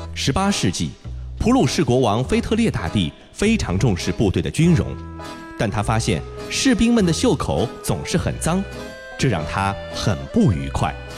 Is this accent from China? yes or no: yes; China; 咱们中国人